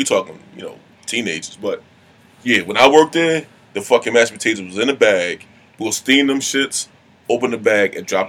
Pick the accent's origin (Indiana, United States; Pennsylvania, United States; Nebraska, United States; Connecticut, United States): Pennsylvania, United States; Philadelphia; I'm from Philly